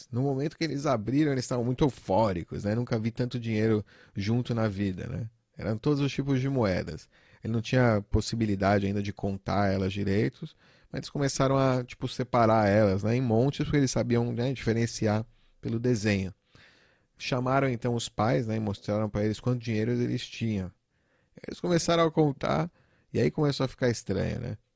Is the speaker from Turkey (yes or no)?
yes; Turkey; Portuguese is a second language; Eu nasci e fui criado na Turquia. A Turquia é um país muito inflacionário, né?